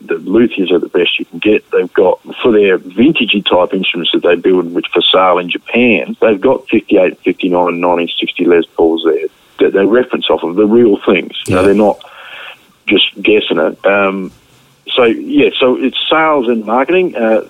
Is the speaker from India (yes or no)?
no; Australia; you're rewarding that person for being so supportive of ESP as an Australian